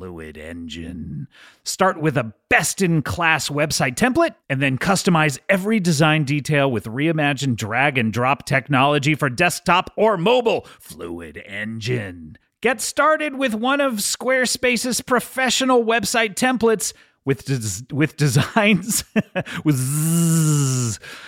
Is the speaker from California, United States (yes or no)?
no; Bronx, New York, United States; I'm from the Bronx.